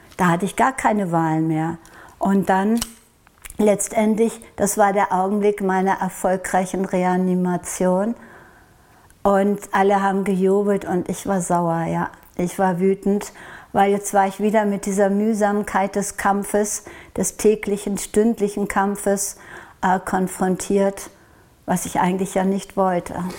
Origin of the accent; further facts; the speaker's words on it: Norway; Und ich komme aus Norwegen